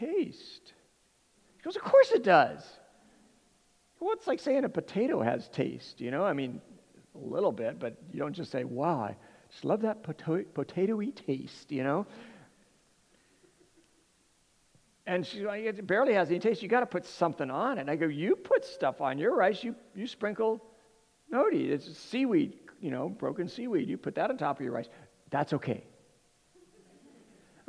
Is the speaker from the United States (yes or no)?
yes; Southern California, United States; now in Hawaii, United States; I come from, where I was raised in Southern California